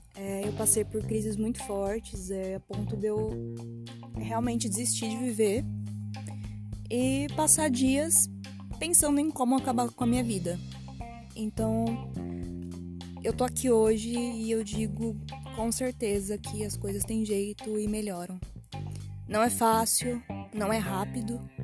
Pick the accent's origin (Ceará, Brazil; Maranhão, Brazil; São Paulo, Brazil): São Paulo, Brazil; Matão; eu sou de Matão, uma cidade de 90 mil habitantes e é muito pacato